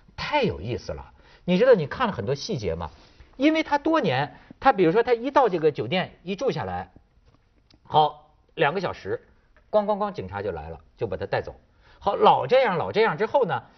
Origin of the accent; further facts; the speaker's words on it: northern China, China; 我作为北方人